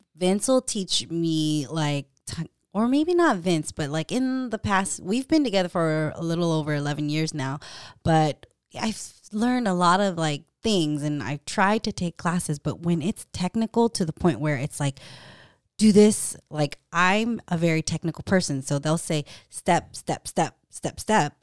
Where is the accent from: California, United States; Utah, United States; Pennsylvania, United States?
California, United States; Stockton; moved away; I'm from Stockton